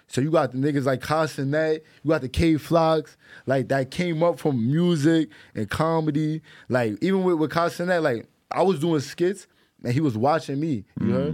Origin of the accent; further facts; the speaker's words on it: New York City, New York, United States; I'm from the Bronx.